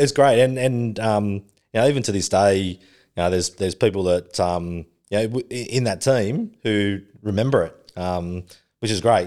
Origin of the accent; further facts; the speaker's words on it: Sydney, New South Wales, Australia; also born or lived in Melbourne; I grew up in Western Sydney.